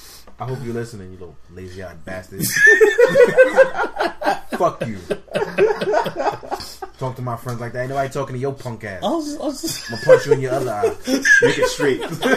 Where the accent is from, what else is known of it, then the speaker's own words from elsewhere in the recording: New York, United States; I'm from New York.